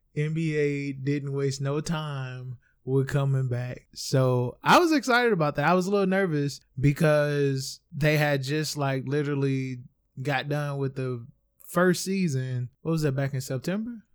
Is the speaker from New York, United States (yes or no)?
no; St. Louis, Missouri, United States; I am from Saint Louis